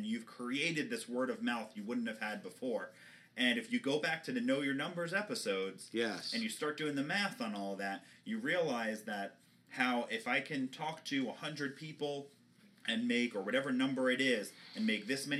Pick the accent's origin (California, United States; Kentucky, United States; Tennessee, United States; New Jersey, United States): New Jersey, United States; I'm from Jersey